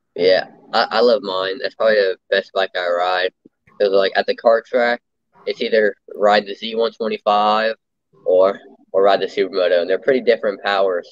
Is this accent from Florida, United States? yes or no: yes; Lake Mary, Florida, United States; I'm from Lake Mary, Florida. It's like just north of Orlando